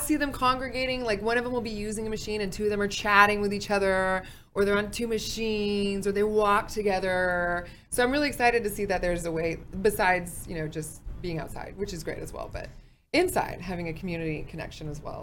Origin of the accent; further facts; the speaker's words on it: Fort Worth, Texas, United States; I'm from Fort Worth